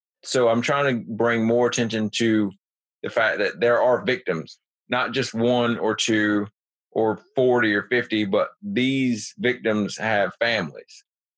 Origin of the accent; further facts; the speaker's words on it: New Jersey, United States; now in South Carolina, United States; I'm from New Jersey, and now I live in South Carolina.